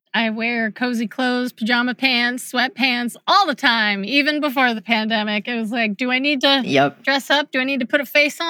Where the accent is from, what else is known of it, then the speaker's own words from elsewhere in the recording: Kansas, United States; also born or lived in Los Angeles, California; I grew up in Kansas, even though I was born in LA.